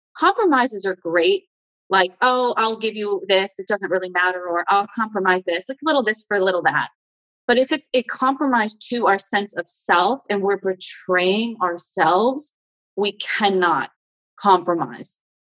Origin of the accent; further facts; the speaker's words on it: United States; I'm American